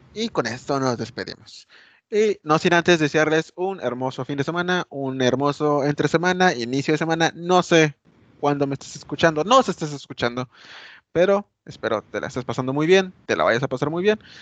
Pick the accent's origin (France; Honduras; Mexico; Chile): Mexico; ya sabes cómo somos los mexicanos